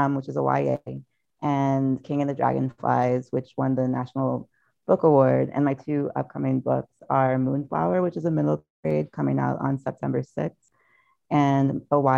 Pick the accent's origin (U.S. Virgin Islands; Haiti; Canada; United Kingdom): U.S. Virgin Islands; also born or lived in New York / Philadelphia; now in Los Angeles, United States; I'm originally from St. Thomas of the U.S. Virgin Islands